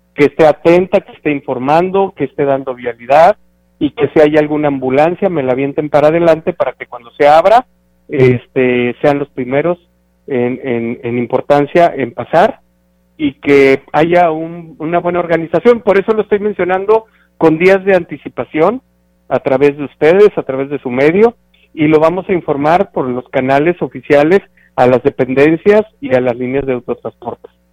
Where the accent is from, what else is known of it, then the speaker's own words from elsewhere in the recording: Huehuetlán, San Luis Potosí, Mexico; estoy moviéndome dentro de mi pueblo